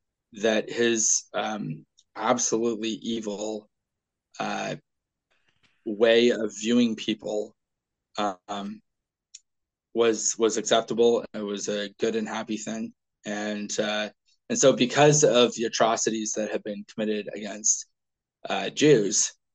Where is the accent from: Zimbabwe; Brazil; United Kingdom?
United Kingdom; Scotland; I can't say because I'm Scottish, however I respond, the ends justify the means.